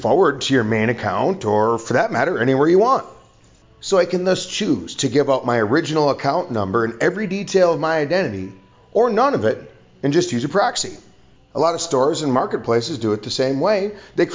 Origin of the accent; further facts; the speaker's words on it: United States; now in Vietnam; I'm an American living overseas in Vietnam